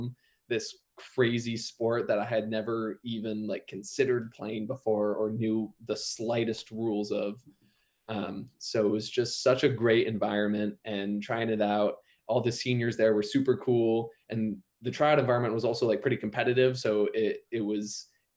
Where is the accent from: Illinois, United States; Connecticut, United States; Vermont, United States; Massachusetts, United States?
Vermont, United States; moved away; I'm from Vermont originally